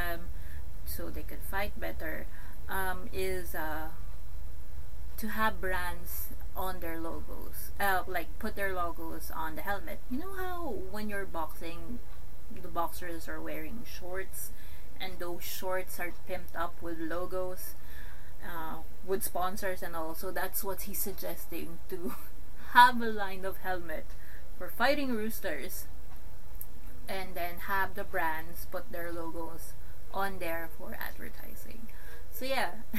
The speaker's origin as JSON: {"language": "English", "country": "Philippines", "said": "I told them I was from the Philippines"}